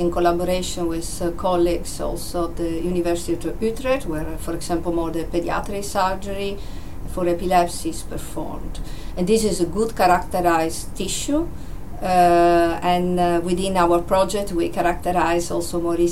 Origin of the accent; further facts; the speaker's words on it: Italy; accent: Italian; English is a second language; moved away as an adult; also born or lived in Amsterdam, Netherlands; I'm originally Italian, you can hear from my accent